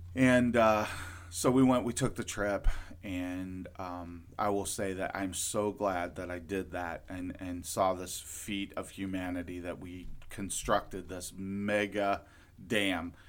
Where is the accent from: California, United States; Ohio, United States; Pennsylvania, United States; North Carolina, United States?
Ohio, United States; Lorain; I grew up in Lorain, Ohio